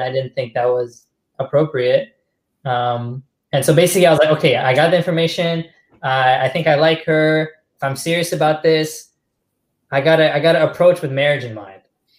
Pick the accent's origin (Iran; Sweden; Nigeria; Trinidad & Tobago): Trinidad & Tobago; even though I look Desi, I'm not Desi. Although maybe originally Desi because I'm from Trinidad